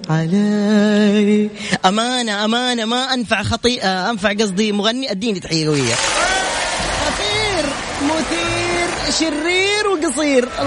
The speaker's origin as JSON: {"language": "Arabic", "town": "Jeddah", "region": "Makkah Province", "country": "Saudi Arabia", "said": "انا من جده"}